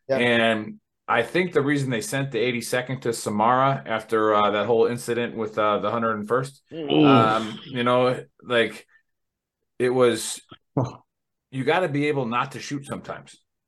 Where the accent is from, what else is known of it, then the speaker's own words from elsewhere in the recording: Wisconsin, United States; moved away; I'm from Wisconsin originally